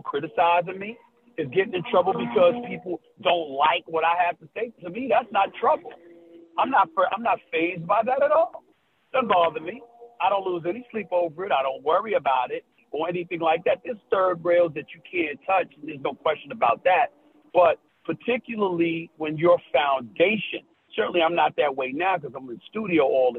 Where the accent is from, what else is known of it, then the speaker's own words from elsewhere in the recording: New York City, New York, United States; Born and raised in New York City